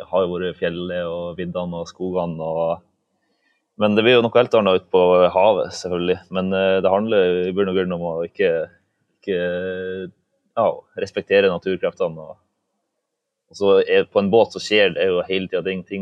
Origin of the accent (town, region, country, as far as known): Balsfjord, Troms, Norway; also born or lived in Svalbard